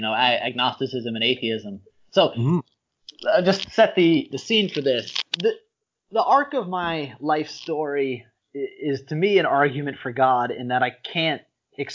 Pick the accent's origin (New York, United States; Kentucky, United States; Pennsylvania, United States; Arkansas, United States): Pennsylvania, United States; Philadelphia; I'm from Philadelphia